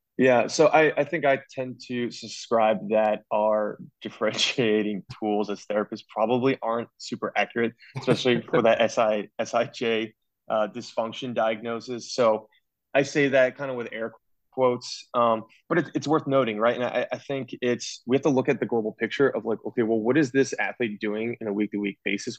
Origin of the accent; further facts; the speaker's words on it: New Jersey, United States; moved away as an adult; also born or lived in Pennsylvania; now in Baltimore, United States; I'm originally from Jersey